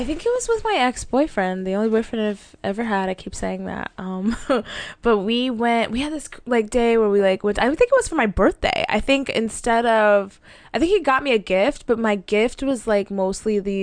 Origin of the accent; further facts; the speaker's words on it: Dallas, Texas, United States; I'm a bird from Dallas